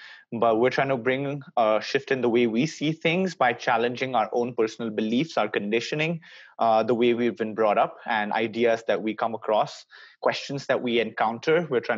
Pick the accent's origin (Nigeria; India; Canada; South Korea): India; now in Boston, United States; I study at Babson College in Boston, United States.